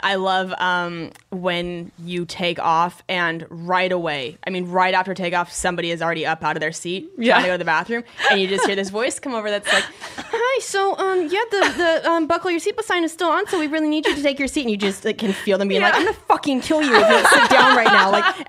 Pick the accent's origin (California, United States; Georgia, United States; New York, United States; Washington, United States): Washington, United States; Spokane; My hometown.